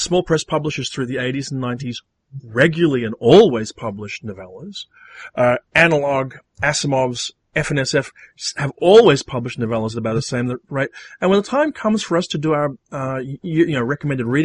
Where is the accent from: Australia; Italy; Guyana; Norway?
Australia; as an Australian